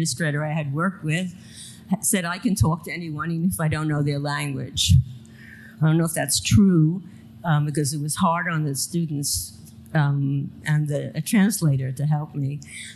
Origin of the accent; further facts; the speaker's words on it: New York City, New York, United States; I grew up in Coney Island, which is the bottom of the line